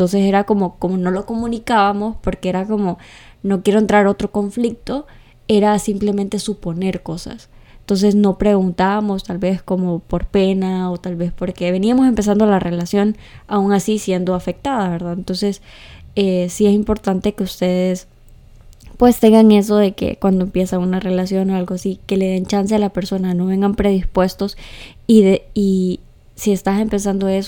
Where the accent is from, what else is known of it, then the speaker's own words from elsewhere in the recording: Santa Bárbara, Honduras; Soy de Santa Bárbara.